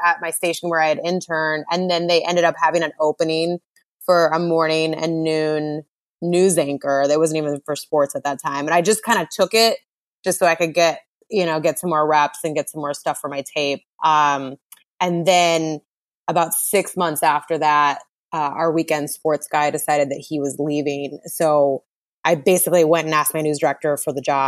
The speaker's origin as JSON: {"language": "English", "region": "Montana", "country": "United States", "tie": "born or raised there", "also_born_or_lived": "Washington / San Diego / San Francisco", "moved": "as an adult", "said": "I grew up in Montana"}